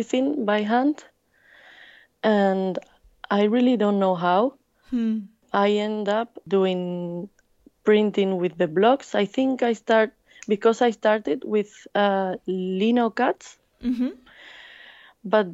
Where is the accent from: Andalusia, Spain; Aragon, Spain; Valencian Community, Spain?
Andalusia, Spain; English is a second language; also born or lived in Madrid / India; now in Barcelona, Spain; I was born and raised in Andalucía, South Spain